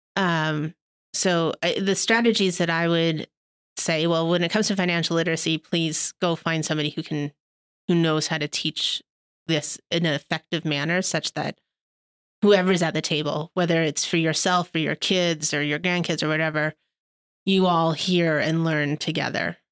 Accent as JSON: {"language": "English", "country": "Canada", "said": "as Canadian philanthropists"}